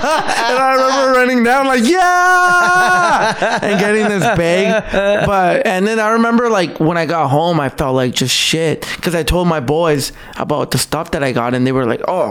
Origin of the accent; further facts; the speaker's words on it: Calgary, Alberta, Canada; also born or lived in El Salvador; I grew up in Northeast Calgary.